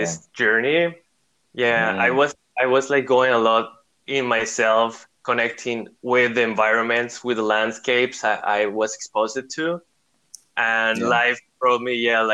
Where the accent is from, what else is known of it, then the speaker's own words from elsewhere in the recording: Costa Rica; moved away as an adult; also born or lived in Germany; now in Europe; I'm originally from Costa Rica, but I've been living in Europe for about 8 years